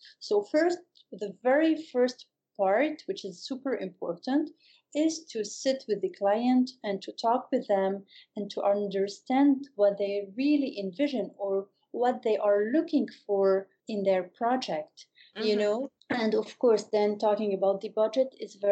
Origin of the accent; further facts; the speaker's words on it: Beirut, Beirut Governorate, Lebanon; also born or lived in New York City, United States; when I came back home, which is Beirut, I moved back to Beirut.